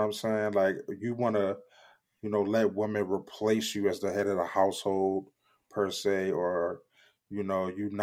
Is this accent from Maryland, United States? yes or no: yes; Baltimore, Maryland, United States; I'm from Baltimore